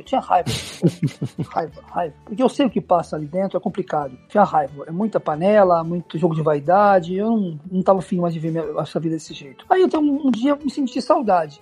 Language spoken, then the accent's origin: Portuguese; Santos, São Paulo, Brazil; moved away as an adult; now in Greece; sou natural de Santos